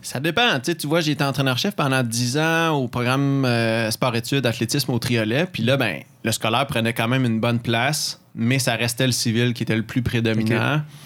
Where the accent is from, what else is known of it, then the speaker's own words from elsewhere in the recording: Mont-Saint-Hilaire, Quebec, Canada; moved away as an adult; also born or lived in Sherbrooke; Saint-Hilaire, où mon patelin d'où je viens